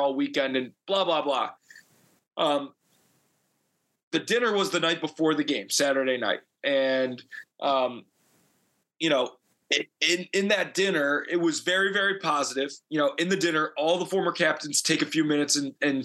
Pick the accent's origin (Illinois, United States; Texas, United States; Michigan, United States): Illinois, United States; I'm from Illinois.